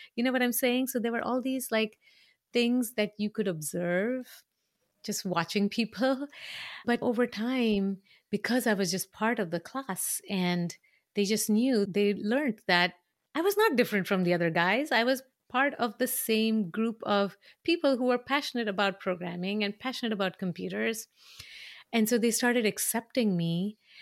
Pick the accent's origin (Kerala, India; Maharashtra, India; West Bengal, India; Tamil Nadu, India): Maharashtra, India; Mumbai; moved away; I grew up in a city that was obsessed